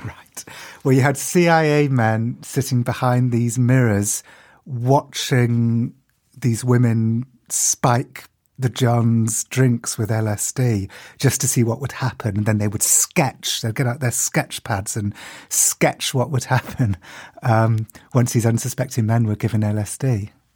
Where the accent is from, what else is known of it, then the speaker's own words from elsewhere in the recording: United Kingdom; I'm as British as they get